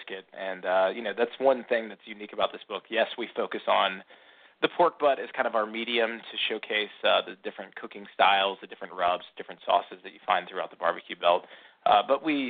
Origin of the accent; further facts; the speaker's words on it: the South, United States; being born and raised in the South